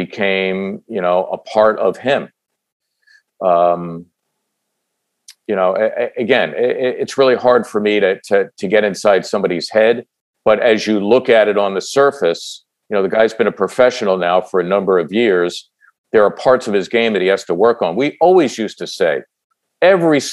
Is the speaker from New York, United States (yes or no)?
no; Philadelphia, Pennsylvania, United States; as a kid growing up in Northeast Philly